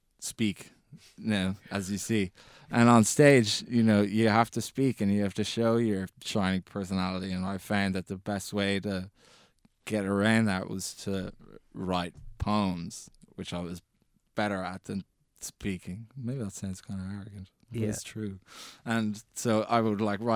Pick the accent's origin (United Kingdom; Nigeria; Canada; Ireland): Ireland; as Irish teenagers